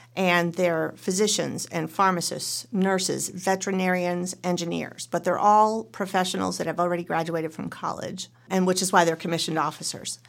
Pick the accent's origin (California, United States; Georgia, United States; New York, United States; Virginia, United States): New York, United States; Western; moved away as an adult; also born or lived in New Jersey / Colorado; now in Oregon, United States; I was born and raised in Western New York and went to Rutgers University in New Jersey